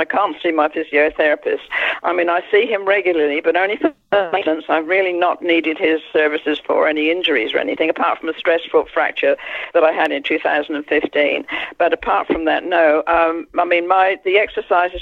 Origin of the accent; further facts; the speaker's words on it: Isle of Wight, South East England, United Kingdom; moved away; I grew up on the Isle of Wight.